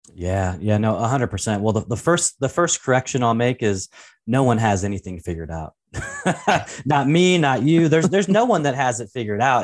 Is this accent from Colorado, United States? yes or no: no; Portland, Oregon, United States; I was actually, uh, born and raised in Portland, Oregon, uh, actually a little town called Saint John's